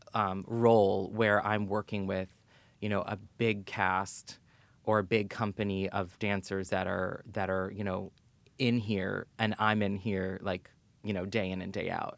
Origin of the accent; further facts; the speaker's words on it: New York City, New York, United States; I grew up in New York City, born and raised.